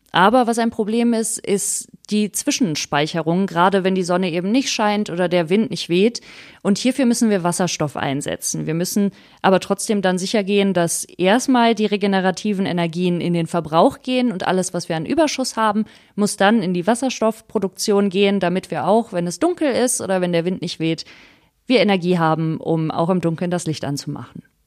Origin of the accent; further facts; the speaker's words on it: Wuppertal, North Rhine-Westphalia, Germany; Ich bin ähm, am Katernberg geboren, also in einer Gegend, wo es den Menschen relativ gut geht. Dann bin ich auf die Grundschule dort gegangen, dann aufs Gymnasium